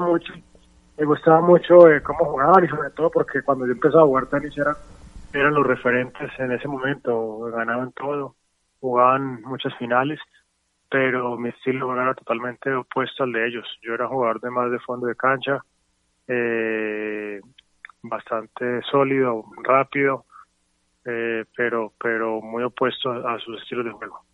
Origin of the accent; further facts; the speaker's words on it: Bogotá, Colombia; por haber vivido en Bogotá, crecí en Bogotá